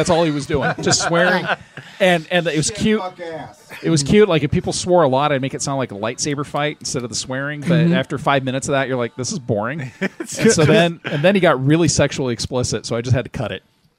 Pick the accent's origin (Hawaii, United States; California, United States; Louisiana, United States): California, United States; Los Angeles; We grew up in Los Angeles